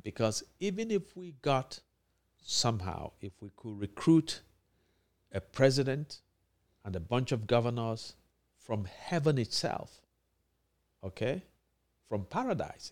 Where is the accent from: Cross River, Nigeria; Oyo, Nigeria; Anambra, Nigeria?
Anambra, Nigeria; my home state, Anambra